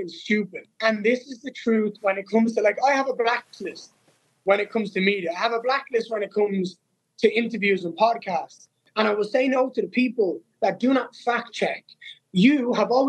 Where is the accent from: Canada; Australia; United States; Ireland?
Ireland; Dublin, Leinster; To fight in my hometown, to be the guy that brought them back, to slay a top 10 opponent in Dublin, Ireland